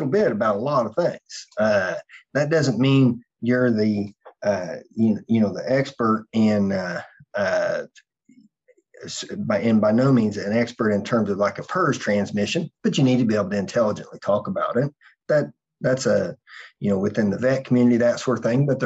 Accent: United States; as an American

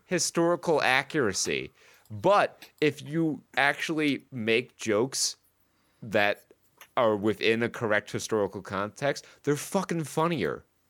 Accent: Saratoga County, New York, United States; I grew up in Saratoga County, where the Battle of Saratoga happened

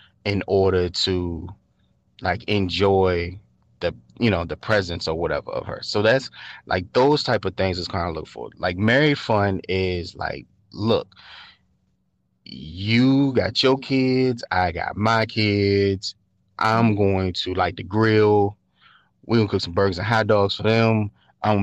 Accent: Richmond, Virginia, United States; I'm from Richmond

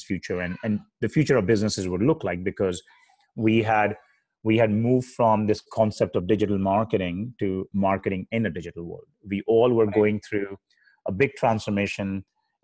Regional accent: India; moved away as an adult; now in United States; I grew up in India and I moved to the US in 2002

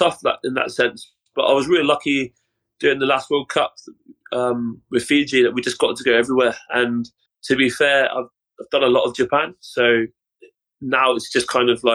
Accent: Cornwall, South West England, United Kingdom; born and raised in a place called Cornwall, which is the south of England

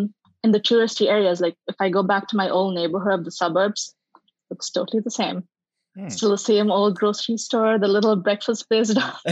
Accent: Dubai, United Arab Emirates; first language English; moved away as an adult; also born or lived in India / Bangalore, India; now in California, United States; I was born in India. Yep. Okay. Lived there for a little bit and then moved to Dubai with my family. Spent most of my childhood there before I moved to India, where I was a journalist.

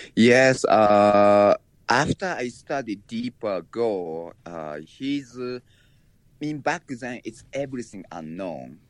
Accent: Japan; moved away; I was born in Japan and raised there

